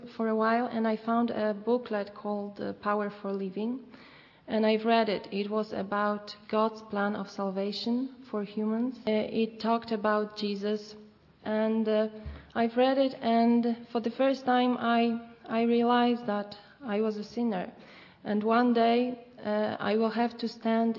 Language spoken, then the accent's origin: English; Poland; I come from Poland.